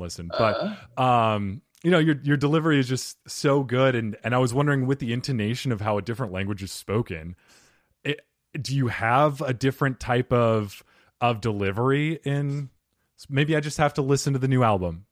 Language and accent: English; Arizona, United States; When I grew up here in Arizona